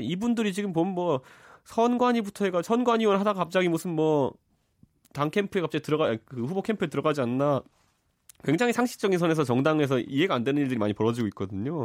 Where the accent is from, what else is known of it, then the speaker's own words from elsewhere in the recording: Seoul, South Korea; 제가 이제 고향이 서울 상계동인데